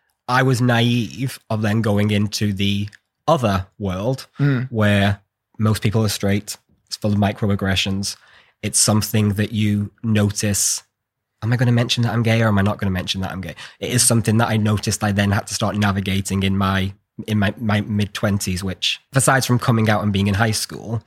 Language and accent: English; United Kingdom; I'm just British.